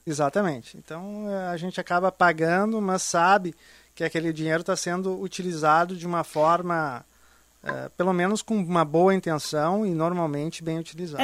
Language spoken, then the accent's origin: Portuguese; Brazil; moved away; eu sou brasileiro, apesar de morar lá, eu tenho esse sentimento de carinho e amor pela minha terra